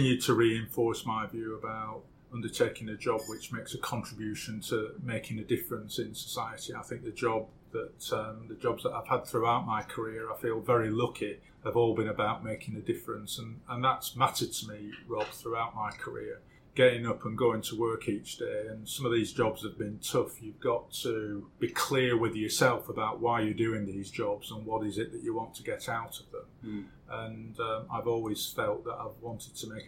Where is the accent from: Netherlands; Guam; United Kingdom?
United Kingdom; Blackburn, North West England; I was born and brought up in Blackburn in Lancashire, 1955.